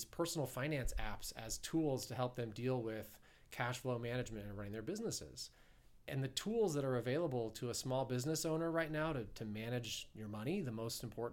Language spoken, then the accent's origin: English; Ohio, United States; also born or lived in New York; now in Southern California, United States; I'm an Ohio boy. I'm a Midwesterner. Being back here in Kansas City feels a little like home, but I grew up in Ohio